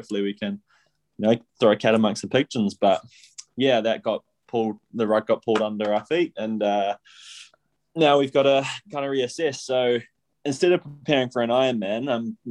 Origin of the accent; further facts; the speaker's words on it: Taupo, Waikato, New Zealand; I grew up in Taupo